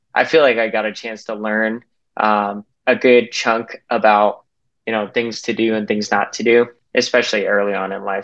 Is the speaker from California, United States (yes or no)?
no; Salt Lake City, Utah, United States; I grew up in Salt Lake City, Utah